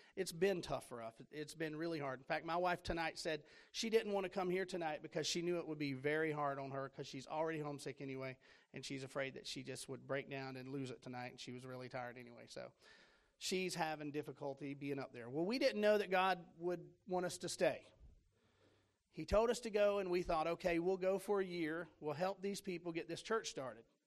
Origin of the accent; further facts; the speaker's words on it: Florida, United States; moved away as an adult; also born or lived in Tennessee; I'm from Florida.